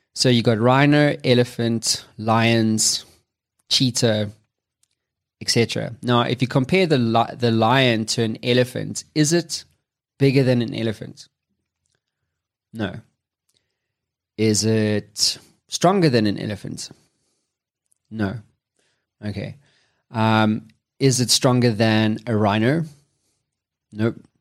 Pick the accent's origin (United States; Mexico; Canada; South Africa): South Africa; I'm from Africa, South Africa specifically